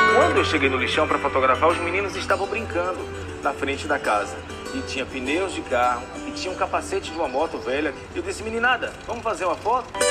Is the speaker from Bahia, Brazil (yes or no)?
yes; Rui Barbosa, Bahia, Brazil; tenho 47 anos, nasci em Rui Barbosa, interior da Bahia